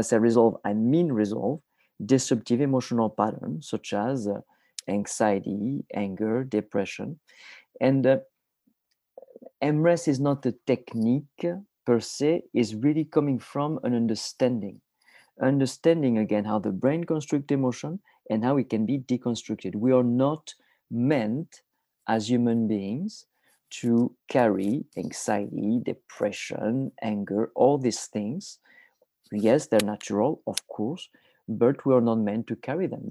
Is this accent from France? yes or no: yes; south of France, France; moved away; I am originally from France. I was born in a tiny village in the south of France, about 3 hours north of Barcelona